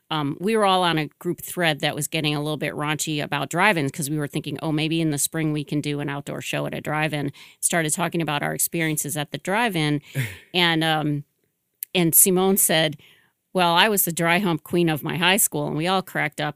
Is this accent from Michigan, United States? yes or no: yes; Michigan, United States; moved away as an adult; now in Boston, United States; I'm originally from Michigan